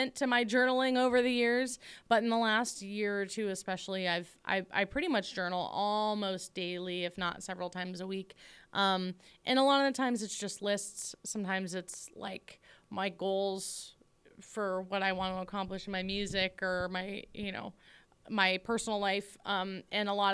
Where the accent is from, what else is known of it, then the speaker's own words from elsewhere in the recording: the Northwest, Pacific Northwest, United States; I'm still really happy that I'm from the Northwest. I love being home